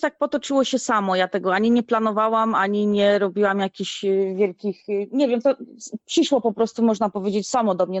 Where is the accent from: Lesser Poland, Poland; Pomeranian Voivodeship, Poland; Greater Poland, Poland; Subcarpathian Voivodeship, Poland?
Subcarpathian Voivodeship, Poland; Stalowa Wola; also born or lived in Gliwice, Poland / Chorzów, Poland; now in Maldives; pochodzę ze Stalowej Woli, a mieszkałam w Gliwicach i na, na Śląsku w Chorzowie